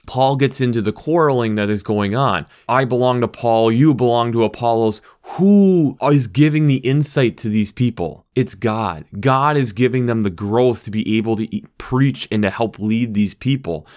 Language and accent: English; United States; being an American